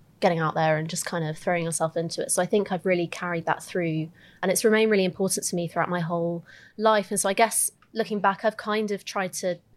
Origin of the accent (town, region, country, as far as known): Lympstone, South West England, United Kingdom; born or raised there; also born or lived in Augusta, Georgia, United States